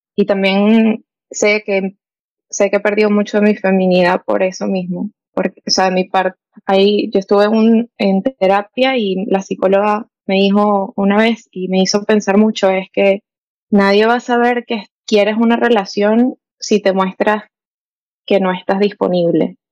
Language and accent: Spanish; Venezuela; now in United States; soy venezolana, tengo 24 y ahorita vivo en Estados Unidos.